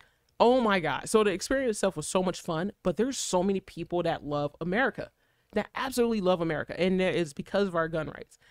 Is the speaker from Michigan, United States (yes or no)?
yes; Detroit, Michigan, United States; moved away; growing up in Detroit